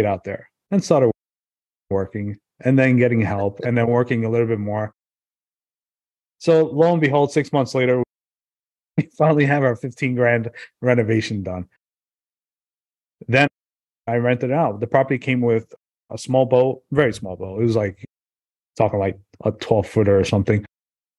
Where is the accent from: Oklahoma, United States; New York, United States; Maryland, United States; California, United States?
New York, United States; New York City; now in New Jersey, United States; I grew up in Brooklyn, New York